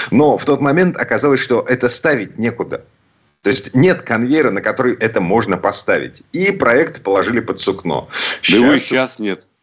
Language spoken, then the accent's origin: Russian; Saint Petersburg, Russia; из Петербурга